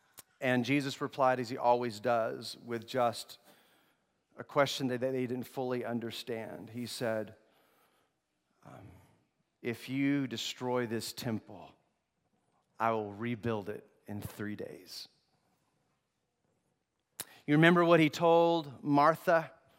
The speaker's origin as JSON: {"language": "English", "country": "Togo", "tie": "born or raised there", "said": "I grew up in Togo, West Africa."}